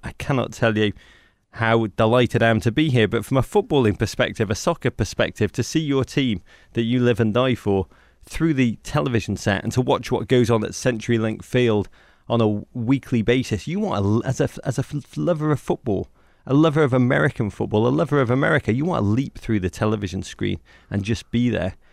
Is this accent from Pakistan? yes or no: no; England, United Kingdom; moved away; I'm from England